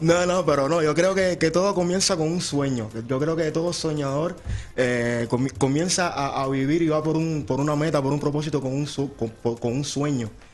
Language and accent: Spanish; Camagüey, Cuba; now in Arizona, United States; Vengo, nací en, en una ciudad de Cuba llamada Camagüey.